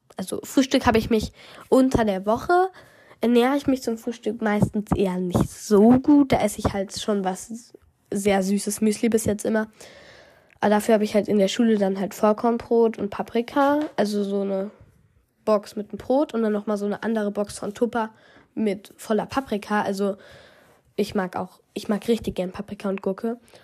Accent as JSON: {"language": "German", "region": "Hesse", "country": "Germany", "said": "bei uns in Hessen"}